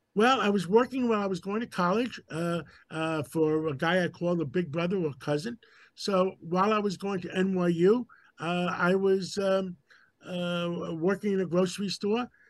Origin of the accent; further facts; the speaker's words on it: New York City, New York, United States; my father brought me to America. I was six months old after World War II. we grew up in Harlem.